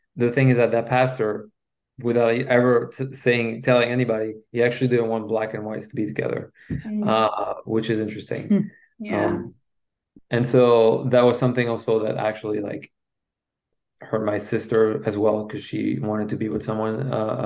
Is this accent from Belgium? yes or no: yes; Belgium; first language French; English is a second language; moved away; I'm from Belgium and my first language is French.